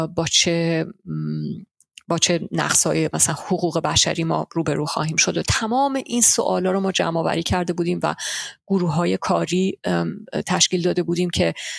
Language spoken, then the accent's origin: Persian; Hoffenheim, Baden-Württemberg, Germany; also born or lived in Tehran; من واقعا توی ده سه هزار نفره بزرگ شدم